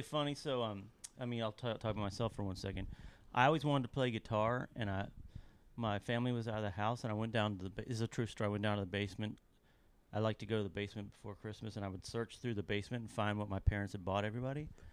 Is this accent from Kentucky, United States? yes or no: yes; Lexington, Kentucky, United States; now in Nashville, United States; I grew up in the eighties in Kentucky